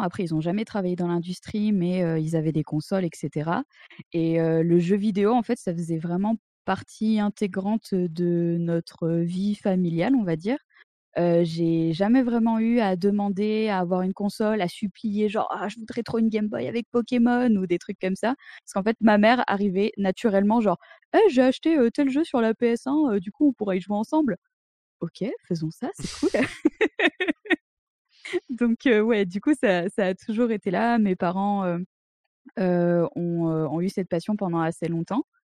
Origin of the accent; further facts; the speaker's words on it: Drôme, near Montélimar, Auvergne-Rhône-Alpes, France; moved away as an adult; now in Berlin, Germany; je viens de la Drôme profonde, un petit patelin à côté de Montélimar.